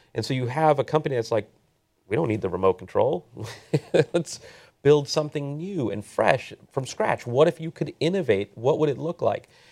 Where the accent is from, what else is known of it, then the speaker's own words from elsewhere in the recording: Southern California, United States; also born or lived in Silicon Valley; I grew up here in Southern California